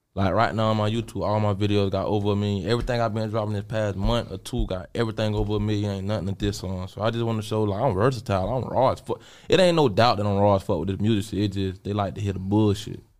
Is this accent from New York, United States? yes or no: no; Jacksonville, Florida, United States; I'm from Jacksonville, Florida.